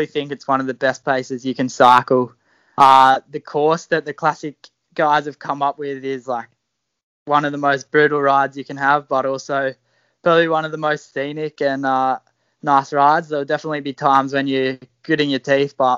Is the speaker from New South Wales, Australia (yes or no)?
yes; Jindabyne, New South Wales, Australia; moved away as an adult; now in Sydney, Australia; born and bred in Jindy and grew up there racing with Jindabyne Cycling Club.